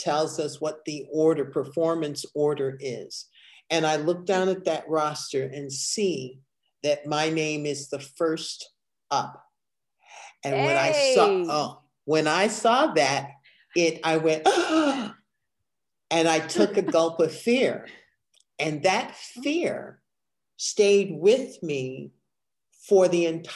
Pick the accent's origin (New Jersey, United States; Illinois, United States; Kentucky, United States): Illinois, United States; Evanston; born or raised there